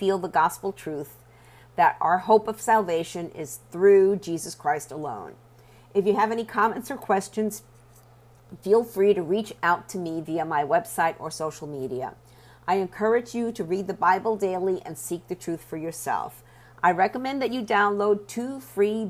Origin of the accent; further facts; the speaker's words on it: Puerto Rico; I was born in Puerto Rico and raised Catholic